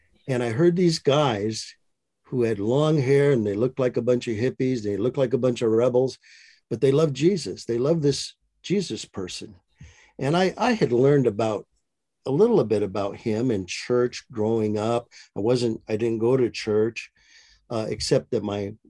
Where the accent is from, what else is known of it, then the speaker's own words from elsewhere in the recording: Michigan, United States; moved away as an adult; now in Maricopa, United States; my wife and I live in Maricopa, Arizona. We grew up in Michigan, both of us did